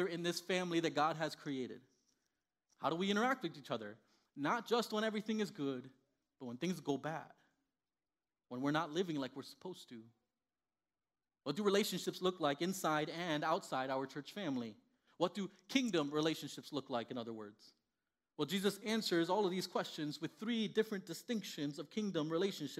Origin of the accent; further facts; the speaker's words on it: Miami, Florida, United States; first language Spanish; English is a second language; moved away as an adult; also born or lived in Indiana; I grew up in Miami, Florida, born and raised